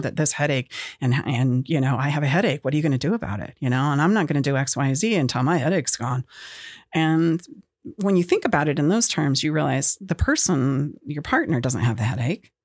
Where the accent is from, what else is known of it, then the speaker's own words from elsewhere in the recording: Utah, United States; moved away as an adult; now in Auburn, California, United States; I am from Utah